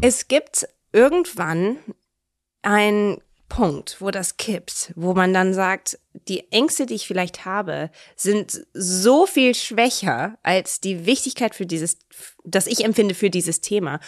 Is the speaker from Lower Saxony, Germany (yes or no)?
no; Cologne, North Rhine-Westphalia, Germany; also born or lived in Canada; Köln, wir sind in Köln aufgewachsen, in Sülz